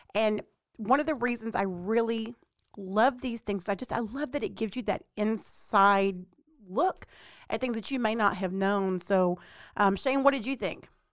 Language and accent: English; Mexia, Texas, United States; Growing up in Mejia, Texas, we didn't have a whole lot of exposure as far as T V wrestling